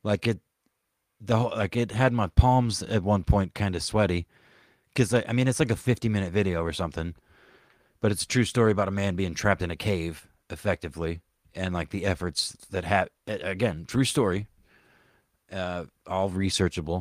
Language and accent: English; the South, United States; growing up in the South